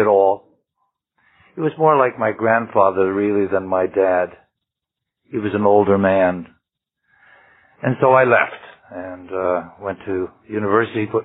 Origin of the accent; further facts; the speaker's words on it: Ottawa Valley, Ontario, Canada; now in Vancouver, Canada; I was brought up in the Ottawa Valley in Ontario